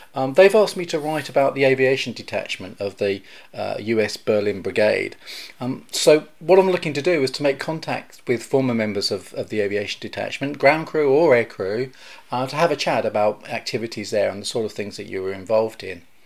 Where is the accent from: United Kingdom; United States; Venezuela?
United Kingdom; I'm a British aviation journalist cum historian